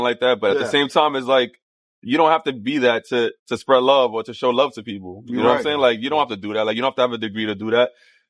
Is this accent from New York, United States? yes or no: yes; New York City, New York, United States; I grew up in Sunset Park, Brooklyn.